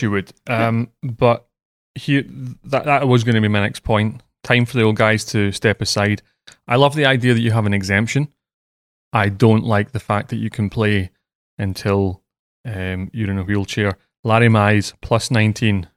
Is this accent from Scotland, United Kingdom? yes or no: yes; Scotland, United Kingdom; moved away; I'm Scottish